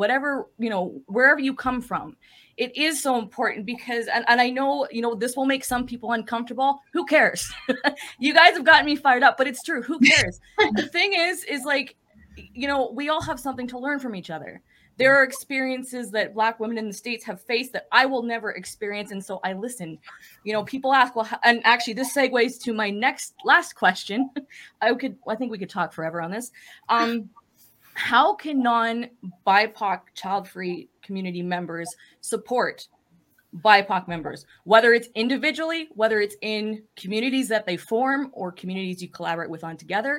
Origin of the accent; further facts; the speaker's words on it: Western Canada, Canada; I'm Canadian.